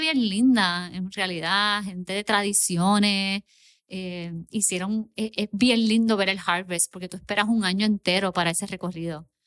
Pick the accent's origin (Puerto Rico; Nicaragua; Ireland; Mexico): Puerto Rico; also born or lived in Miami, Florida; yo soy puertorriqueña